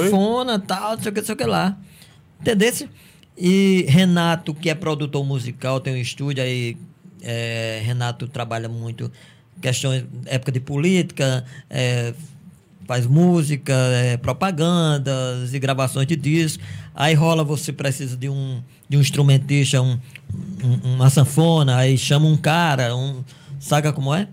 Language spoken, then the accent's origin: Portuguese; Cajazeiras, Paraíba, Brazil; Eu sou de Cajazeiras